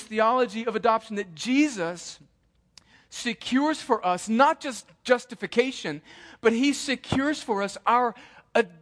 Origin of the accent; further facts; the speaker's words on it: El Centro, California, United States; moved away as an adult; They still live in the same house that I grew up in, 503 Winsley Avenue in El Centro, California, 92243.